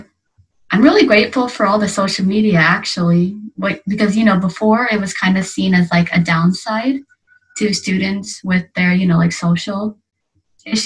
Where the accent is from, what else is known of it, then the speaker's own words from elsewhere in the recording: Evansville, Indiana, United States; moved away as an adult; now in Yokohama, Japan; My hometown is Evansville, Indiana, but I have recently moved to Yokohama, Japan